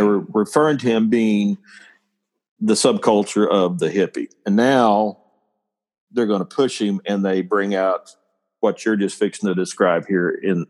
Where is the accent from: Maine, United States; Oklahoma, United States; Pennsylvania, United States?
Oklahoma, United States; I'm from Oklahoma.